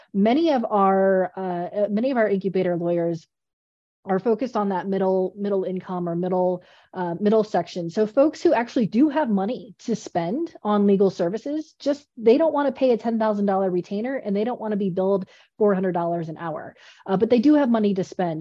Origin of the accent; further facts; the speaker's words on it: Colorado, United States; I'm from Colorado, so I do all the outdoor things